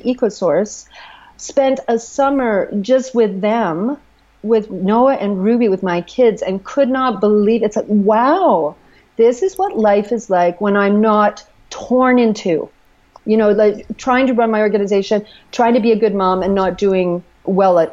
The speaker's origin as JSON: {"language": "English", "country": "Canada", "said": "I'm Canadian"}